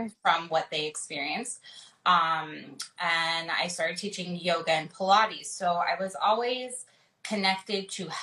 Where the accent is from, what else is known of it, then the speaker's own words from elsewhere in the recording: Los Angeles, California, United States; I'm born and raised in LA.